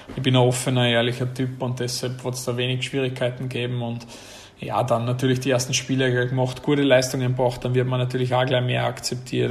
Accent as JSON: {"language": "German", "region": "Salzburg", "country": "Austria", "also_born_or_lived": "Vienna, Austria", "moved": "yes", "lives_now": "Greece", "said": "Also ich bin ja doch ein Salzburger und war dann zehn Jahre in Wien"}